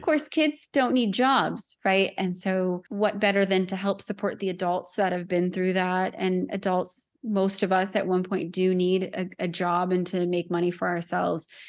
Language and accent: English; Southern California, United States; moved away as an adult; I was born and raised in Southern California. and lived in my hometown until I left in twenty twenty